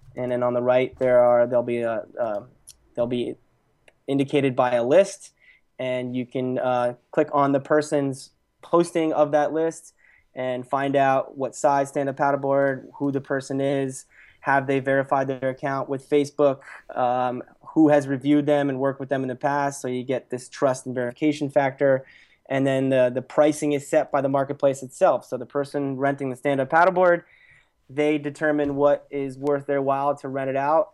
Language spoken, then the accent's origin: English; Lehigh Valley, Pennsylvania, United States; moved away as an adult; now in Los Angeles, United States; I originally grew up in, in Pennsylvania in a place called the Lehigh Valley